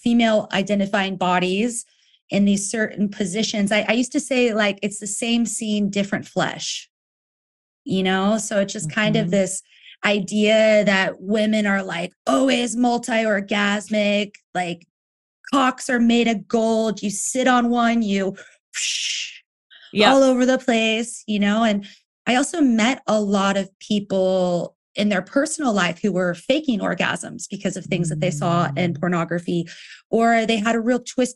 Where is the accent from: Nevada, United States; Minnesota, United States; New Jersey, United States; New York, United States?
Nevada, United States; moved away as an adult; also born or lived in Texas / San Francisco; now in Berlin, Germany; I grew up, like, I was born in Texas, but when I was 8, we moved to Nevada